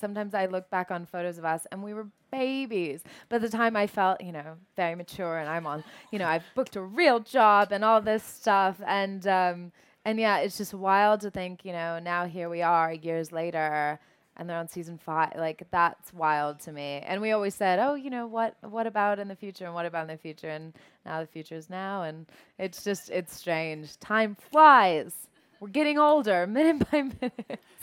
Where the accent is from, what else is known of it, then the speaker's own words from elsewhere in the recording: Savannah, Georgia, United States; I was born in Savannah.